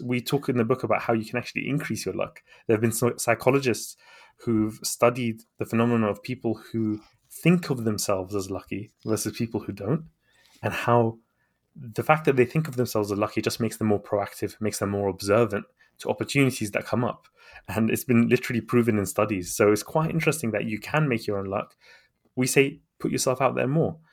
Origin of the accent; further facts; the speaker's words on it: London, United Kingdom; also born or lived in Baghdad, Iraq; to the U K when I was a baby, and I grew up here in London.